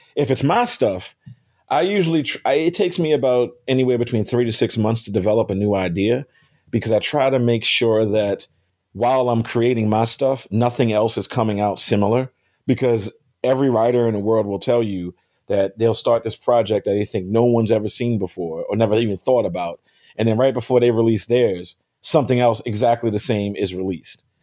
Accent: Baltimore, Maryland, United States; moved away; I'm from Baltimore

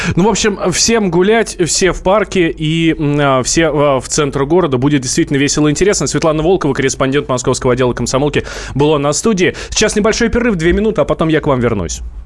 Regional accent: Moscow, Russia; мы как москвичи

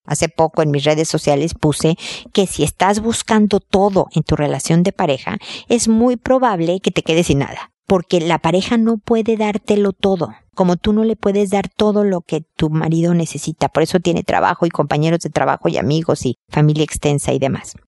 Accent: Mexico; moved away as an adult; also born or lived in United States; now in Chile; yo soy mexicana, como puedes escuchar, vivo en Chile desde hace muchos años

